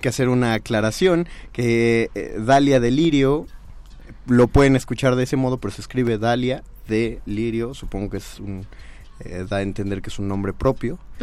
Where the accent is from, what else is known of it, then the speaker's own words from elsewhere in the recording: Mexico; como mexicanos